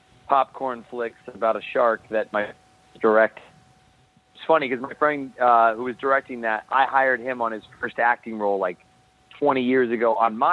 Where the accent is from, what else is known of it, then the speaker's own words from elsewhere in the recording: Los Angeles, California, United States; also born or lived in Las Vegas, Nevada; I was born in Vegas and moved to Northern California and then came to L.A. when I was six.